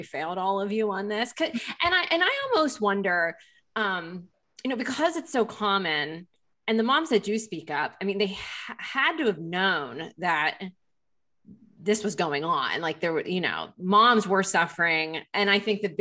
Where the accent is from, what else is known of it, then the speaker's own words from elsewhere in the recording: Lancaster, Pennsylvania, United States; moved away; I'm from Lancaster, Pennsylvania